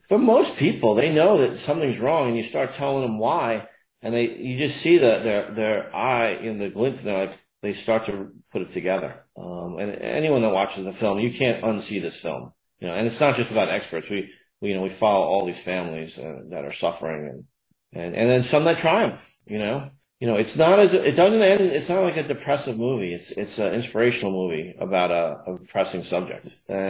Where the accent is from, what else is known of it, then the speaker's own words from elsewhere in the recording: Sandy Hook, Connecticut, United States; a good friend of mine had their kids that I grew up with in Sandy Hook